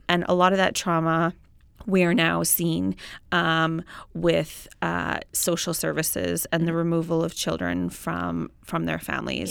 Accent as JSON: {"language": "English", "town": "Inuvik", "region": "Northwest Territories", "country": "Canada", "tie": "born or raised there", "moved": "yes", "lives_now": "Edmonton, Canada", "said": "I grew up in Inuvik"}